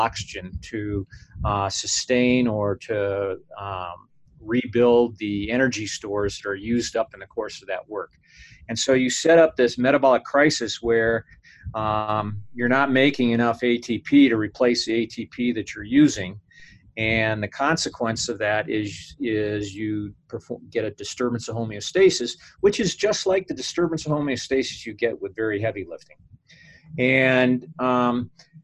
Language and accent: English; United States; being an American